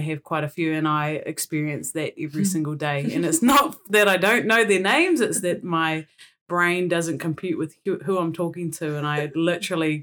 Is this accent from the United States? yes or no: no; Blenheim, Marlborough, New Zealand; moved away as an adult; now in Auckland, New Zealand; I grew up in Blenheim, and have been here in Tāmaki Makaurau for the last 10, 11 years.